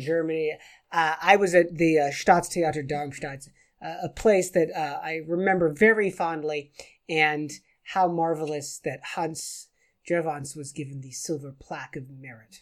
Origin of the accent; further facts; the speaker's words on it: England, United Kingdom; I'm as English as the next man from England